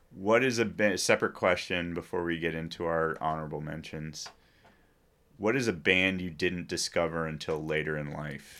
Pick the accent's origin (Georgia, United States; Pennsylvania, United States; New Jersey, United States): New Jersey, United States; Princeton; also born or lived in New York City; I'm a kid from New Jersey